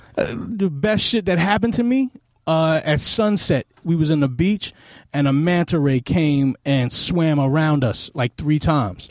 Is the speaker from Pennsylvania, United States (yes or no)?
no; New York City, New York, United States; I grew up in Queens also